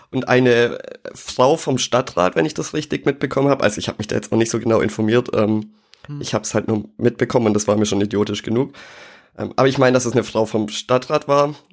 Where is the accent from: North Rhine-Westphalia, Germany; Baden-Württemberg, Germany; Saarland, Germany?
Baden-Württemberg, Germany; Schwäbisch Gmünd; Nee, da liegt mir was äh, aus meiner Heimatstadt am Herzen. Und zwar hat oh. Schwäbisch Gmünd mal wieder in die bundesweite Nachrichten geschafft.